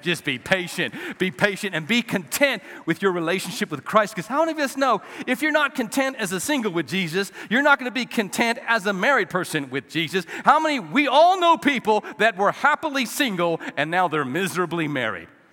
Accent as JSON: {"language": "English", "region": "New Mexico", "country": "United States", "moved": "yes", "lives_now": "West Texas, United States", "said": "I'm from New Mexico originally. I'm a Texas, West Texan now."}